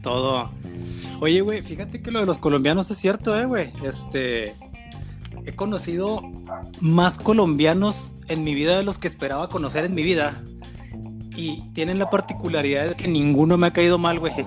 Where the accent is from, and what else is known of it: northern Mexico, Mexico